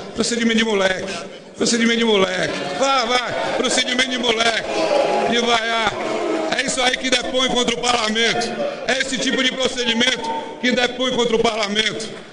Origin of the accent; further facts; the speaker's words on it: Bahia, Brazil; venho da Bahia